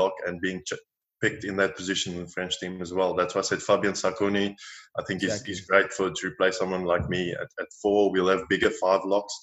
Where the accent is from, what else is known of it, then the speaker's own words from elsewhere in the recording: South Africa; moved away as an adult; now in France; Watched Super Rugby growing up in South Africa